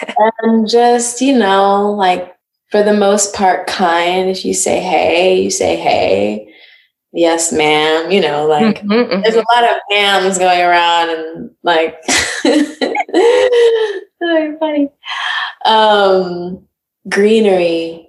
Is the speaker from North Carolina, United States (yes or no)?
yes; North Carolina, United States; Stayed in the South for a bit until moving up north.